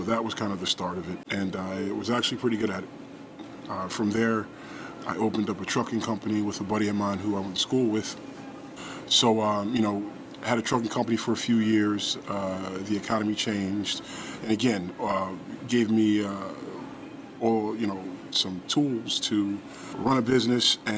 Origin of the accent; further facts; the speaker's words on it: Edison, New Jersey, United States; I'm originally from Edison, New Jersey